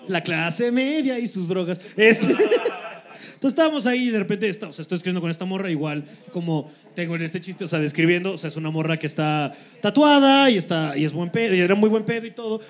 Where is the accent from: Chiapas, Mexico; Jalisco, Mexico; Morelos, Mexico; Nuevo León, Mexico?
Morelos, Mexico; Cuernavaca; Nosotros los de Morelos